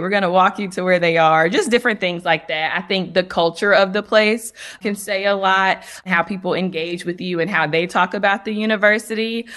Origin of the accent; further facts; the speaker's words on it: North Carolina, United States; I'm from North Carolina so I remember my mom telling me when I was looking at schools outside of North Carolina